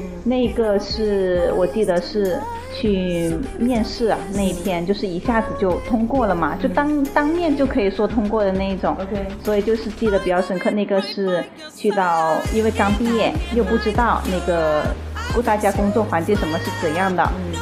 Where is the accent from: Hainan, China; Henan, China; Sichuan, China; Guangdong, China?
Guangdong, China; Shenzhen; also born or lived in Heyuan, Guangdong (birthplace, hometown); 我就开始下深圳了